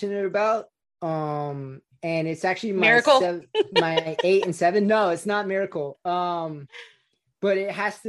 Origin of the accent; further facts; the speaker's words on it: Daly City, California, United States; I grew up in Daly City, California